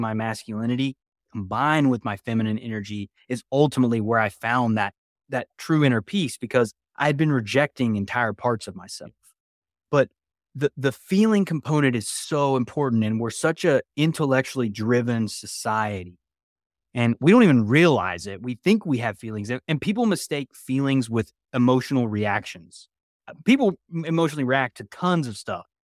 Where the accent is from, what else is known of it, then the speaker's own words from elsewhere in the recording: West Virginia, United States; moved away; I grew up in West Virginia originally